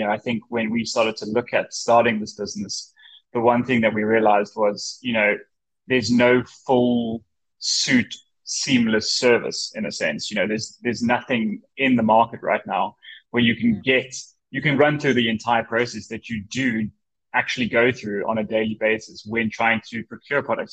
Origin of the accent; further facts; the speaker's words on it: Johannesburg, Gauteng, South Africa; moved away; I'm originally from Johannesburg, South Africa